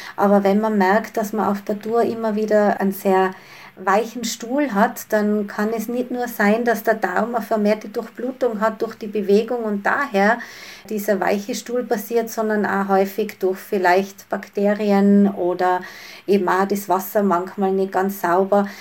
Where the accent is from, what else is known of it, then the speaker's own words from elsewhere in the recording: Tyrol, Austria; bei uns in Tirol